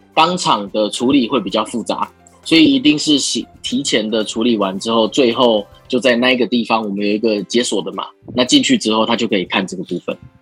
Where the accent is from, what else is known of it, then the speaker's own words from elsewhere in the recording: Taiwan; 我们是台湾人